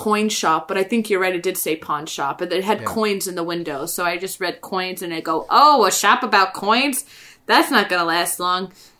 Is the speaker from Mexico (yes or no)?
no; New England, United States; I come from the New England white area.